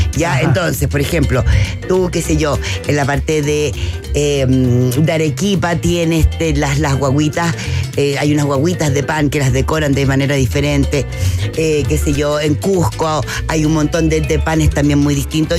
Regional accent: Chile; now in Mexico; soy de chilena, como buena chilena

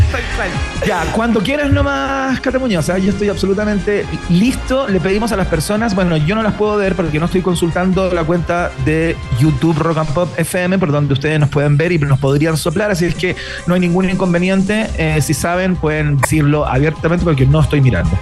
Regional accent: Chile; soy un chileno

